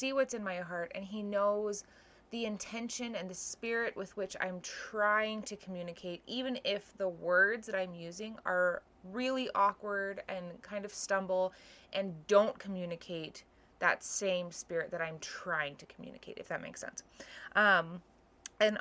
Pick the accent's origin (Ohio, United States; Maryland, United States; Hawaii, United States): Hawaii, United States; The stake I grew up in Hawaii, was pretty large